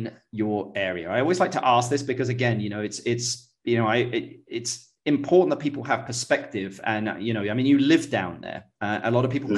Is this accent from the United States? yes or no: no; England, United Kingdom; I'm English